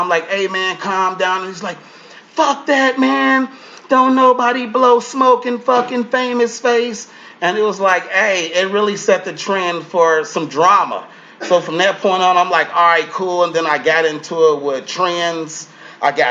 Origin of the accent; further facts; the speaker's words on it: Chicago, Illinois, United States; I'm an actor. I'm from Chicago.